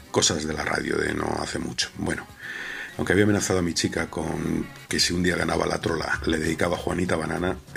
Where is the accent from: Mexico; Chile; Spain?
Spain; Madrid, Community of Madrid; now in Parla, Spain; de Parla, bueno, de un Parla vallecano que me crié en Vallecas, de esa generación que amanecía con Radio Hora y se acostaba con el búho de Paco Pérez Bryan.